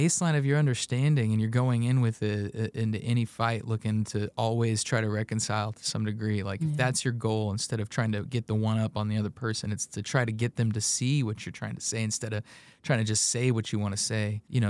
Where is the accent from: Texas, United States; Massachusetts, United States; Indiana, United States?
Indiana, United States; also born or lived in Kansas; I'm from Central Indiana for the most part, born in Kansas. Somehow the wind swept me out here, and I've spent all my life really in Central Indiana, aside from that time teaching English in Japan.